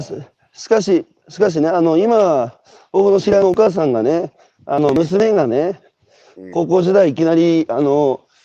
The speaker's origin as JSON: {"language": "Japanese", "region": "Tohoku", "country": "Japan", "said": "東北、東北の人間"}